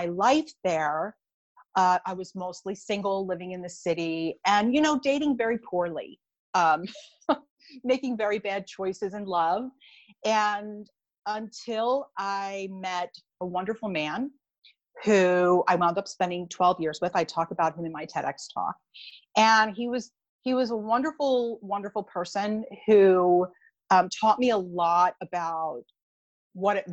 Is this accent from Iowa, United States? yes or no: no; Philadelphia, Pennsylvania, United States; also born or lived in Bucks County, Pennsylvania; I am from the Philadelphia area. So right now I live in an area called Bucks County